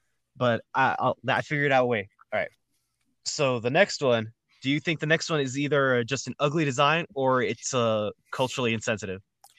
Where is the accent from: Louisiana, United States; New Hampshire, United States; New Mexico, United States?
New Mexico, United States; moved away; back in New Mexico, in my hometown, a lot of old homes were those colors.